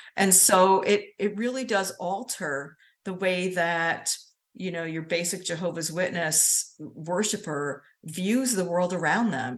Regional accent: Hudson Valley, New York, United States; moved away as an adult; now in Savannah, United States; I'm from the Hudson Valley in New York. I just moved to Savannah two years ago.

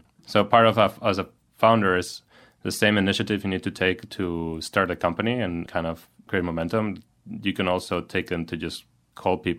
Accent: Valencia, Valencian Community, Spain; moved away as an adult; now in San Francisco, United States; my hometown in Spain, Valencia

